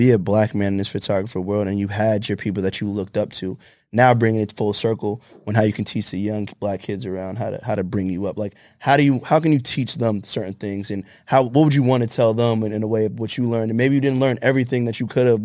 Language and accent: English; East Flatbush, New York, United States; Like, I'm from